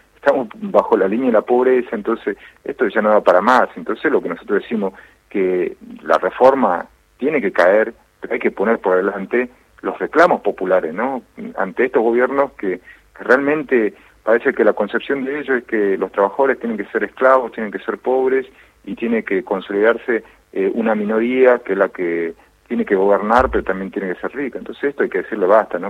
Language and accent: Spanish; Jujuy, Argentina; yo soy jujeño, yo soy la mayoría en Jujuy, somos Coya